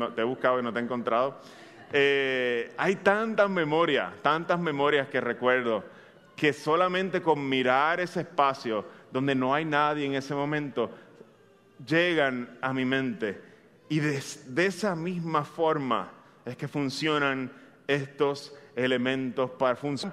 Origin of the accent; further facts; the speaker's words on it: Bayamón, Puerto Rico; Yo soy un bayamonés, eh, ya algunos de ustedes lo saben, soy de Bayamón de corazón